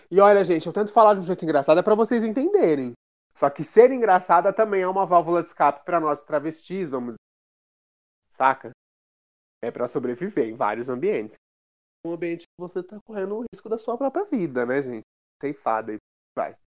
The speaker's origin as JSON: {"language": "Portuguese", "region": "interior of São Paulo", "country": "Brazil", "also_born_or_lived": "Rio de Janeiro", "moved": "yes", "said": "eu venho do interior de São Paulo, da periferia"}